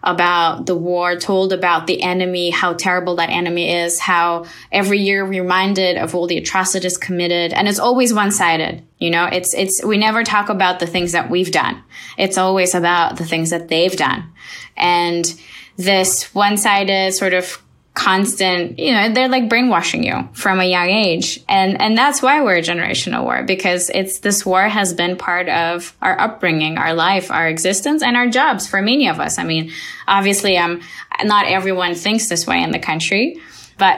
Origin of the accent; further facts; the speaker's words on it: Azerbaijan; moved away as an adult; now in Turkey; I'm from Azerbaijan